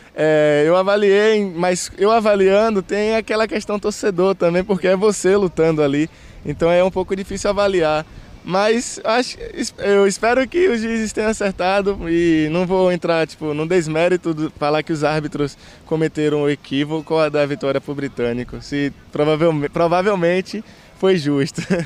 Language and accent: Portuguese; Conceição do Almeida, Bahia, Brazil; also born or lived in Sapeaçu; nasci em Sapiaçu, mas fui criado em Conceição do Almeida, uma cidade vizinha